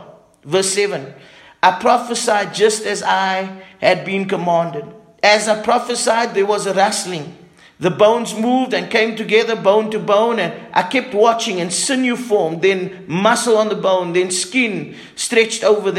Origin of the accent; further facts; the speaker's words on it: Cape Town, Western Cape, South Africa; moved away; I grew up in Cape Town